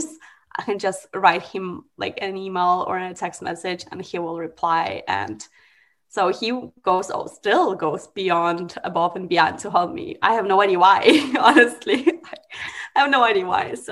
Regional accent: Russia; moved away; I'm from Russia

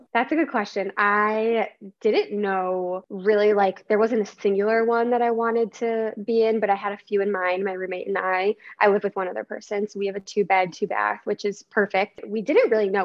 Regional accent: Chicago suburbs, Illinois, United States; also born or lived in Ohio; born and raised in Chicago, the suburbs, so like 20 miles north of the city, so not technically from the city

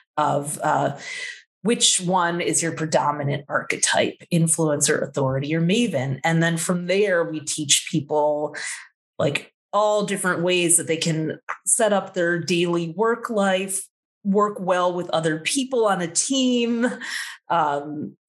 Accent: Midwest, United States; I grew up in the Midwest where there wasn't a whole lot

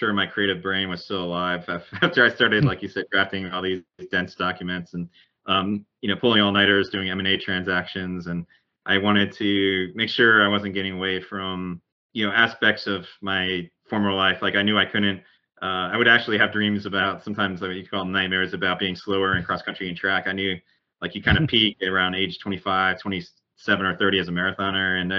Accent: Southern Connecticut, United States; I grew up in New England, in Southern Connecticut, but in a really rural area

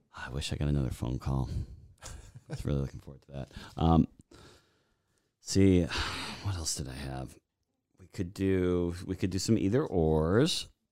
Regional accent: Boston, Massachusetts, United States; moved away; I was raised in Boston area, everything Boston

